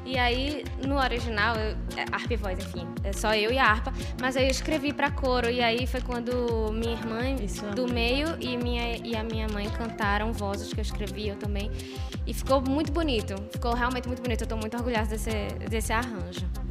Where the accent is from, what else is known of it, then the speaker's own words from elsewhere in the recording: Recife, Pernambuco, Brazil; moved away as an adult; now in Italy; Sou de Recife